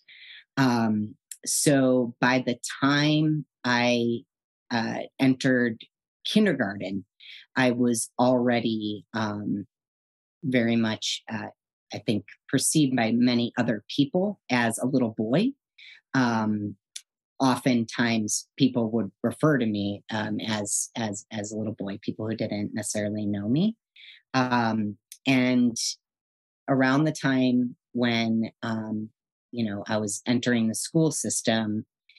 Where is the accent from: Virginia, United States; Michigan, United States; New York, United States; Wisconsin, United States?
Wisconsin, United States; Madison; also born or lived in Connecticut; now in San Francisco, United States; My brother and I were born in Connecticut and relocated with our mom and dad out to Madison, Wisconsin in 1978. I was 4 years old.